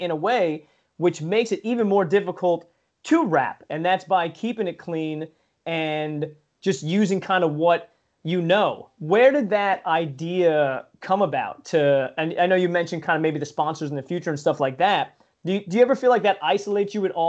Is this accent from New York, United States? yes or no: yes; Long Island, New York, United States; now in Pennsylvania, United States; I grew up on Long Island where you literally live on top of people. I live in PA